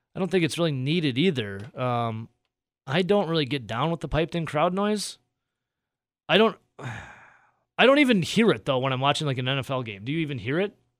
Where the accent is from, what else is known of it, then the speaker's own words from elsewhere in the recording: Dodgeville, Wisconsin, United States; I'm from Dodgeville originally. I went to high school and school in Dodgeville. I grew up in Dodgeville